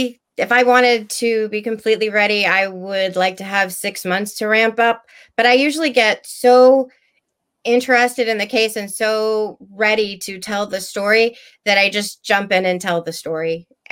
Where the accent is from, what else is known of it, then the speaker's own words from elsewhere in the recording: Texas, United States; I came from Texas. We have it there.